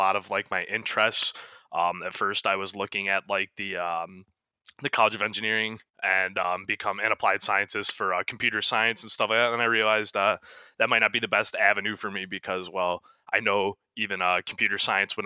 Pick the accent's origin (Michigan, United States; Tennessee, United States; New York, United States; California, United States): Michigan, United States; Macomb; moved away as an adult; now in Kalamazoo, United States; I'm also from the Macomb, Michigan